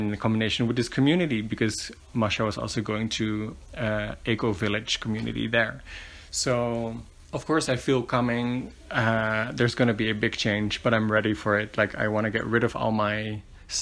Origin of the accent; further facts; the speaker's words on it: Netherlands; moved away as an adult; now in Medellin, Colombia; I was born and raised in the Netherlands. I've lived there for most of my life.